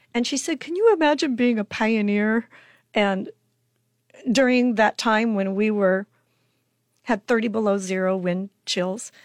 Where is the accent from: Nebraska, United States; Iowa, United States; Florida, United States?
Nebraska, United States; Chadron; I'm originally from Shadrach, Nebraska, which is way up in the corner, northwestern corner.